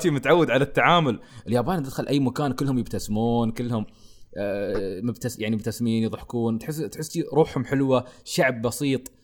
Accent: United Arab Emirates; عندنا تحديدا عندنا في الامارات

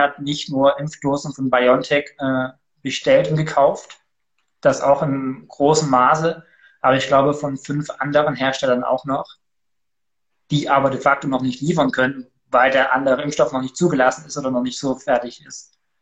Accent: Ore Mountains, Saxony, Germany; moved away; also born or lived in Halle / Switzerland; komme nicht aus Cuxhaven, sondern aus dem gesegneten Erzgebirge

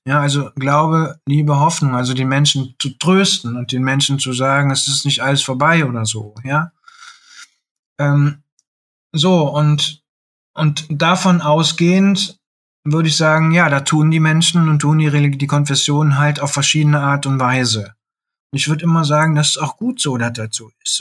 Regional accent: Bergisches Land, North Rhine-Westphalia, Germany; moved away; als ich am Land noch gelebt habe, ich komme aus dem Bergischen Land

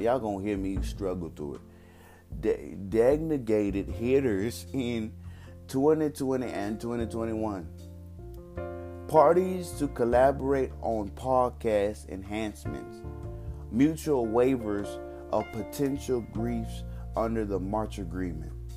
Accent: Texas, United States; I'm from Texas

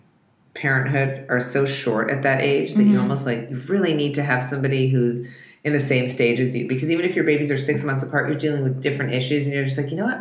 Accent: Russia; moved away; I was born in Russia and there was, you know, everybody had like, you know, their government issued toy.

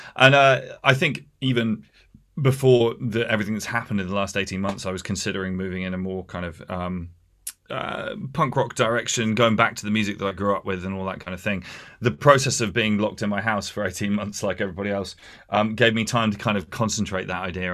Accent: Hampshire, South East England, United Kingdom; moved away as an adult; also born or lived in London; now in Essex, United Kingdom; I was raised in Hampshire

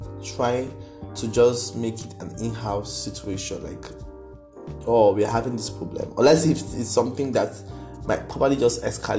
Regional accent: Jos, Plateau, Nigeria; because I'm from Jos.

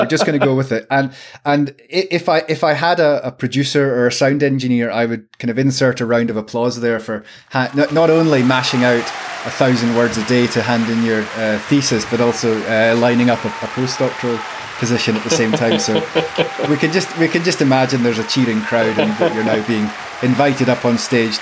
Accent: Glasgow, Scotland, United Kingdom; moved away as an adult; now in Edinburgh, United Kingdom; As a Glaswegian who lived there for probably about half my life so far

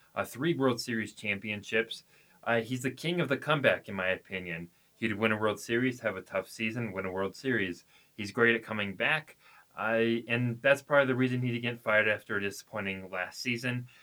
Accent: Victorville, California, United States; also born or lived in Adelanto, California; I'm actually from Victorville, but they're neighboring towns

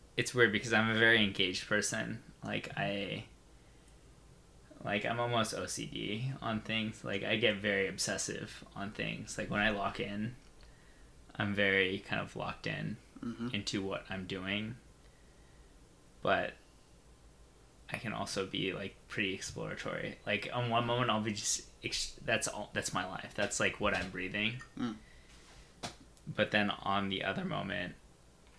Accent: Bay Area, California, United States; I'm from the Bay Area. It's because a lot of my family's here. Like, I grew up here.

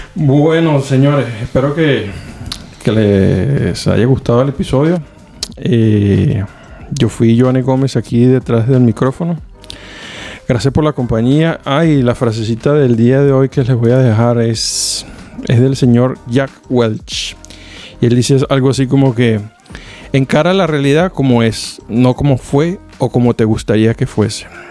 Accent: Venezuela; moved away as an adult; now in Finland; me fui la primera vez de, de Venezuela

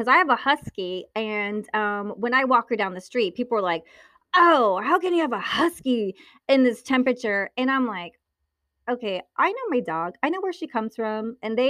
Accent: Naples, Campania, Italy; born there; Naples, Italy. I was born in Naples, Italy. Yeah. My dad was in the Navy.

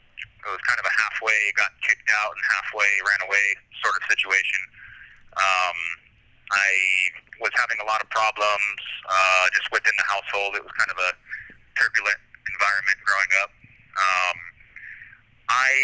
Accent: Santa Maria, California, United States; moved away as an adult; also born or lived in Kentucky; now in California, United States; I'm from Santa Maria, born and raised, spent my formative years there, and I lived there until I was 19

